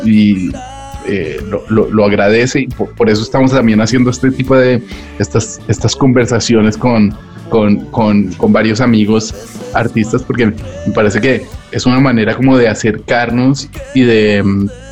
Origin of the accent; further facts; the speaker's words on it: Colombia; now in Madrid, Spain; como colombiano saber cómo están mis compatriotas